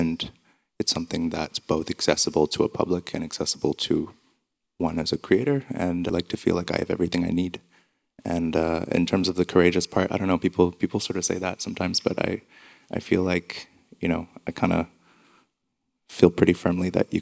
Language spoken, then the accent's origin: English; Montreal, Quebec, Canada; And I'm from Montreal